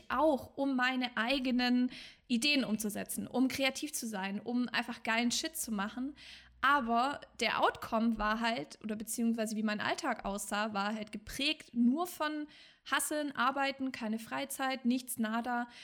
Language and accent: German; Swabia, Germany; ich komme ja aus dem Schwabenland